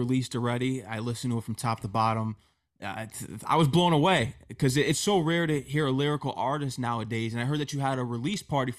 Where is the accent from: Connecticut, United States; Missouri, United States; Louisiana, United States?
Connecticut, United States; also born or lived in Queens, New York; I'm from Connecticut